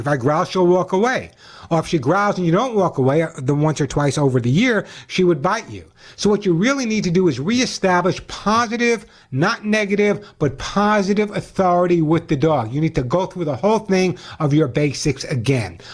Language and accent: English; Oceanside, New York, United States; my hometown of Oceanside, uh, New York